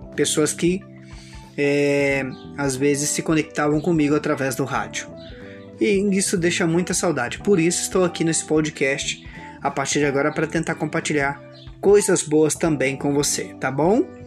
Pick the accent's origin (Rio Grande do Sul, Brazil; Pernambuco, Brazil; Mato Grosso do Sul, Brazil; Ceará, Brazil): Mato Grosso do Sul, Brazil; São Gabriel do Oeste; sou de São Gabriel do Oeste, Mato Grosso do Sul, Brasil, a região Centro-Oeste